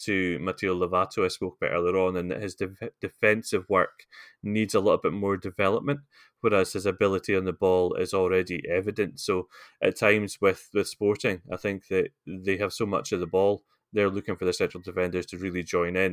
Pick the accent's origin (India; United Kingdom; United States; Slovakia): United Kingdom; Scotland; As a Scotsman